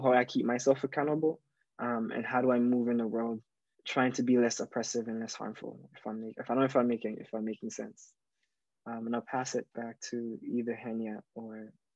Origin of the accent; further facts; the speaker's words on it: Jamaica; now in Toronto, Canada; growing up in Jamaica